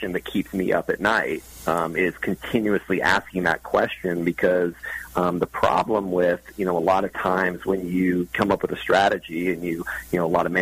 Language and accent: English; Texas, United States; I'm from Texas